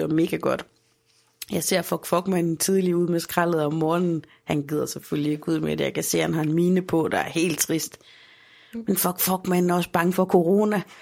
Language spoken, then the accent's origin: Danish; Aarhus, Central Denmark Region, Denmark; i Holme, hvor jeg kommer fra, der har vi stadigvæk Bixen